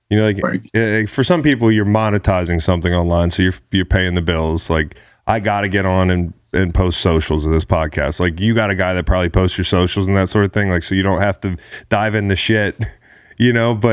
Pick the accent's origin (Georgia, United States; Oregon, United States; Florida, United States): Georgia, United States; Atlanta; now in Las Vegas, United States; I grew up in Atlanta